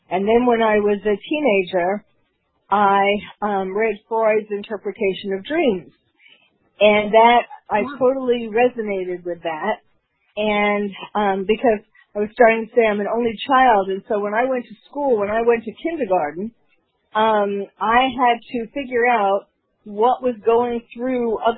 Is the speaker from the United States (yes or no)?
yes; New York City, New York, United States; was born and raised in New York City